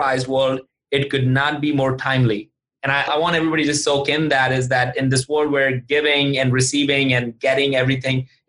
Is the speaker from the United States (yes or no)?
no; India; moved away; I grew up in India and I'm used to drinking chai